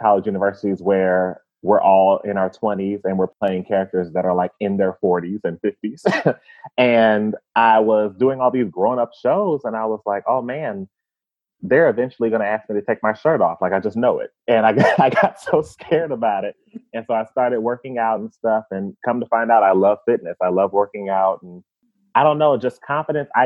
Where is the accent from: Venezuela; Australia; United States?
United States; Indianapolis, Indiana; So I was born and raised in Indianapolis, Indiana, but my family's from the South.